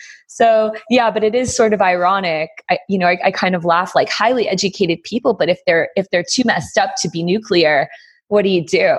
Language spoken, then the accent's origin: English; New Haven, Connecticut, United States; So I grew up in New Haven, Connecticut. That's where I was born. So I was born to two doctors.